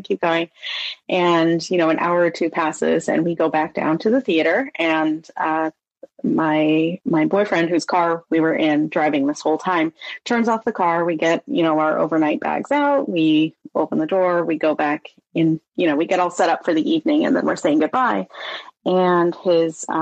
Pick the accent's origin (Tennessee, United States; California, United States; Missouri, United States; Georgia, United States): California, United States; Sonora; I grew up in Sonora, California, which is like a mining town